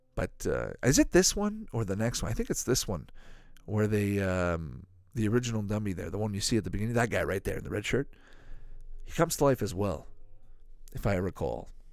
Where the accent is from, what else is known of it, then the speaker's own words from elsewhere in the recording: Canada; I grew up in Canada